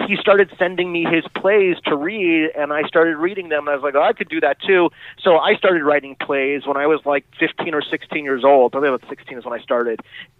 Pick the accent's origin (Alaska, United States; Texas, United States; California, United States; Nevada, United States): California, United States; Los Angeles; I grew up in Los Angeles